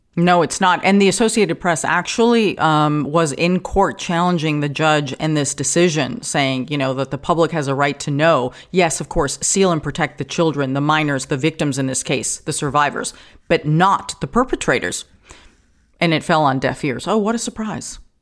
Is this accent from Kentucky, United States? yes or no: no; New York, United States; now in California, United States; Like in New York, I grew up in New York